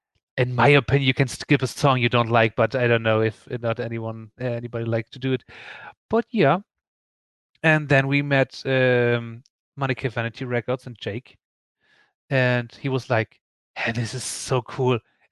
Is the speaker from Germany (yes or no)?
yes; Northern Germany, Germany; born there; accent: Hamburg-area dialect; And I was born near Hamburg, a bit more north. And so we have the same dialects.